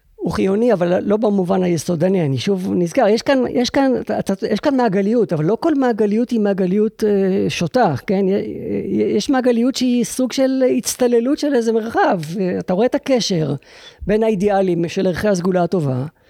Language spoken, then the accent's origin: Hebrew; Israel; אני יהודי ישראלי